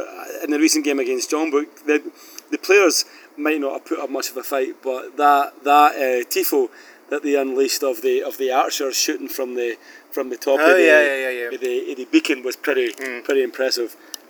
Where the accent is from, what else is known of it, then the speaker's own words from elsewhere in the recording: Scotland, United Kingdom; now in South Korea; I'm Scottish